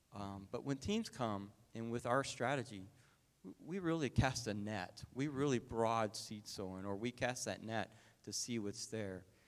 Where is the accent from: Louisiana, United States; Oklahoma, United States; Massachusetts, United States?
Oklahoma, United States; moved away; I'm from Oklahoma